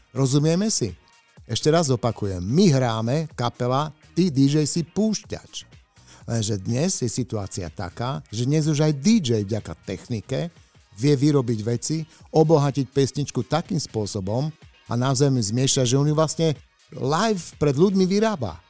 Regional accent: Košice, Košice Region, Slovakia; Som z Košíc

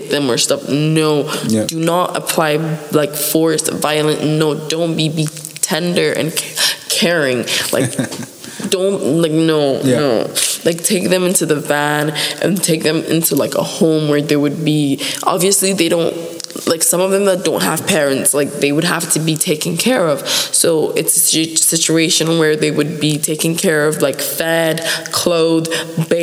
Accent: Abuja, Federal Capital Territory, Nigeria; moved away; I stay in Abuja

